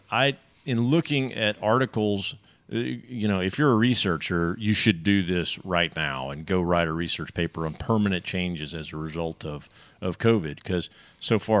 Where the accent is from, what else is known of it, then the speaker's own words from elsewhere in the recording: Texas, United States; as a Texan